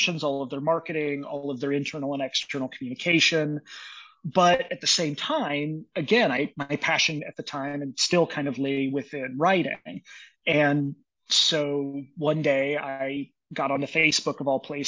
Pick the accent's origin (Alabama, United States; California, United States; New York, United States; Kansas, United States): Kansas, United States; Dodge City; moved away as an adult; also born or lived in Maryland; now in Tucson, United States; my hometown of Dodge City, Kansas